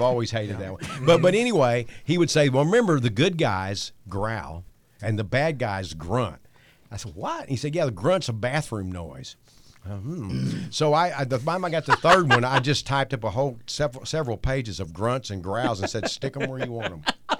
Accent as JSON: {"language": "English", "region": "Texas", "country": "United States", "said": "I'm from Texas"}